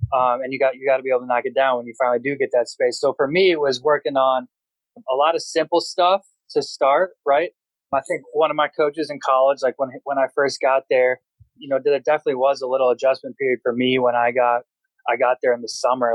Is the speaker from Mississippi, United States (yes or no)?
no; Brookfield, Wisconsin, United States; I'm from Wisconsin